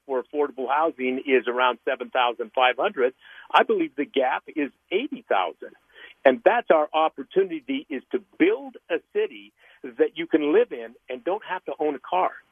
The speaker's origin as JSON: {"language": "English", "region": "Utah", "country": "United States", "tie": "born or raised there", "said": "growing up in Utah foster care"}